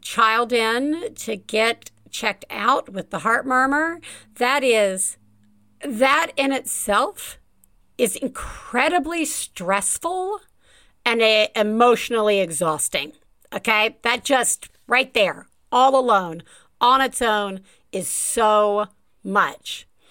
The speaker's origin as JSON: {"language": "English", "town": "Tuscaloosa", "region": "Alabama", "country": "United States", "tie": "born or raised there", "said": "my accent like talking to somebody from my hometown of Tuscaloosa, Alabama"}